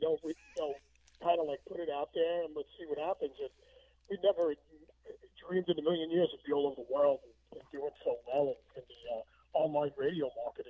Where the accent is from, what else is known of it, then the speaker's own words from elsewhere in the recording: New York City, New York, United States; I grew up in New Dope. I was down Tyson's Lane.